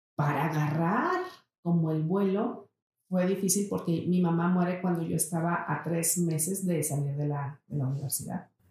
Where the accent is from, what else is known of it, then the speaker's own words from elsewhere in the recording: Saltillo, Coahuila, Mexico; yo nací aquí en Saltillo. Uno de mis, de mis grandes anhelos era no vivir en Saltillo cuando yo era una chava